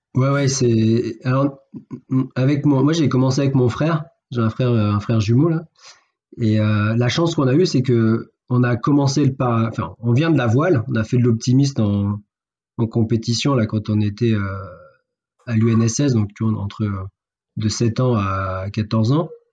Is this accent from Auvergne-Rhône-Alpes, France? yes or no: no; Fréjus, Provence-Alpes-Côte d'Azur, France; now in Montpellier, France; je suis né à Fréjus